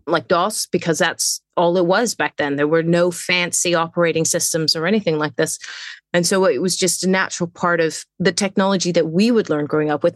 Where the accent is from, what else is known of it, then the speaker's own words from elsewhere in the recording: England, United Kingdom; moved away; also born or lived in Netherlands; I'm British. I was born in England